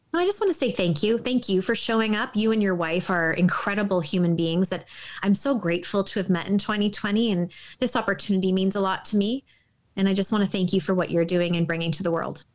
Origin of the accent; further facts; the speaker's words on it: Toronto, Ontario, Canada; I'm from Toronto